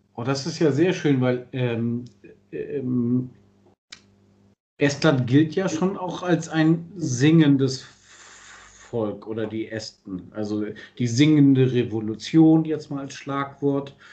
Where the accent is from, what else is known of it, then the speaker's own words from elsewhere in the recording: Germany; als Deutscher